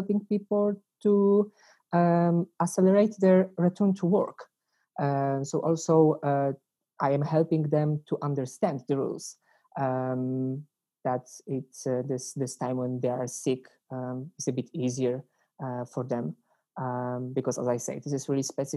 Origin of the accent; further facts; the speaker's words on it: Poland; English is a second language; moved away as an adult; now in Den Bosch, Netherlands; I come from Poland